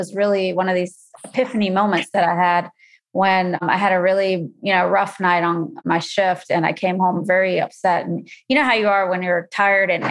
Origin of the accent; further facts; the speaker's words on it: North Carolina, United States; moved away as an adult; also born or lived in Massachusetts / California; now in Chicago, United States; I grew up in North Carolina, and that's where I went to school